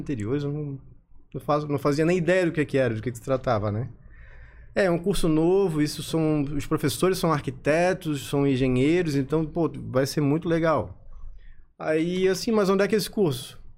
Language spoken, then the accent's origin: Portuguese; Florianópolis, Santa Catarina, Brazil; eu sou natural de Florianópolis